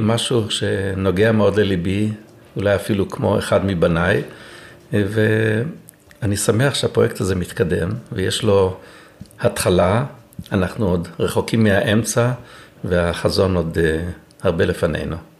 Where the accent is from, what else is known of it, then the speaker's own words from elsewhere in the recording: Eilon, Northern District, Israel; נולדתי בקיבוץ אילון, גדלתי כל חיי על מוזיקה